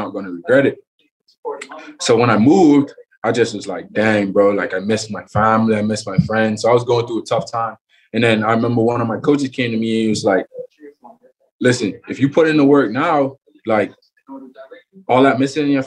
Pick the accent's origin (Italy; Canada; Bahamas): Bahamas; Freeport, Grand Bahama; also born or lived in Nassau, Bahamas; growing up in Freeport, always played baseball my whole life